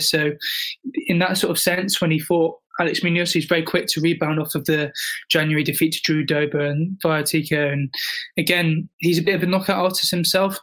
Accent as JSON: {"language": "English", "country": "United Kingdom", "said": "I'm British"}